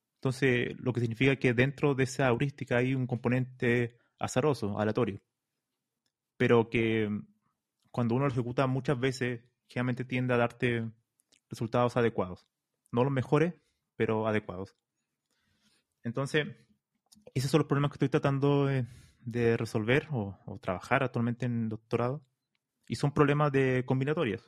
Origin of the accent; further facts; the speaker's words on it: Chile; moved away as an adult; now in Spain; yo soy de Chile